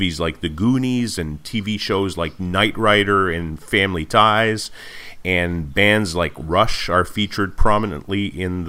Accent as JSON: {"language": "English", "town": "Montreal", "region": "Quebec", "country": "Canada", "tie": "born or raised there", "said": "I was born and raised in Montreal"}